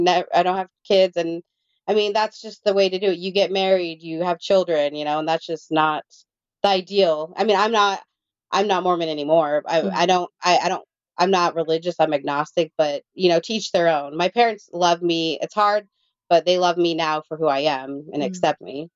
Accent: India; So I'm one of 20 siblings. We're all adopted from all over the world. And I'm from India.

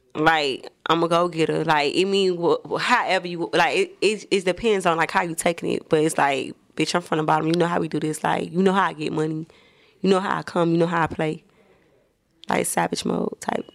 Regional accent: Miami, Florida, United States; I'm from, I'm from the bottom of Miami. Like, I'm from the hood.

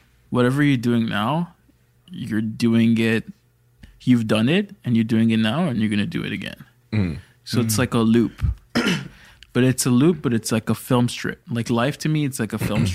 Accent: Toronto, Ontario, Canada; born or raised there

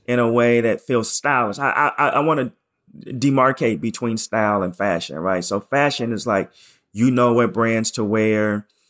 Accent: Portland, Oregon, United States; moved away as an adult; also born or lived in New York / Chicago; I'm from Portland, Oregon, and I'm, I'm very pro Portland

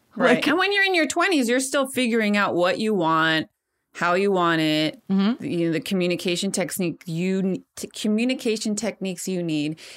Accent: Modesto, California, United States; now in Chicago, United States; Modesto, California, my hometown

